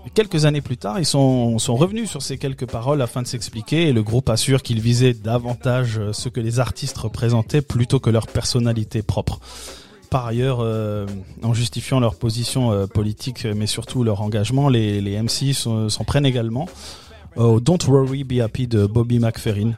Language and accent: French; France